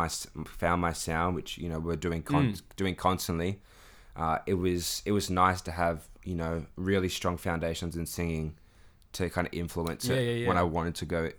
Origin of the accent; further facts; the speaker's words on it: Erina, New South Wales, Australia; also born or lived in Sydney; I was born in Randwick, in Sydney. Yeah, yeah, yeah. So, you know, all the young years that you don't remember was... I think I remember like one park in Sydney or something. but I lived in like kind of Narara area for a bit in my schooling. And then in year five, moved over to Erina